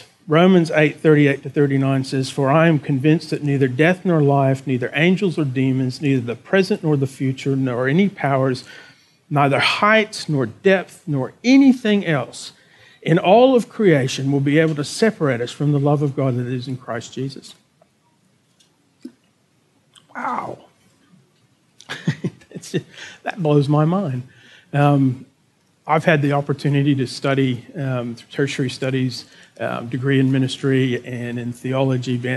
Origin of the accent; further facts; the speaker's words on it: Texas, United States; moved away as an adult; now in Berwick, Australia; as a Texan and as an American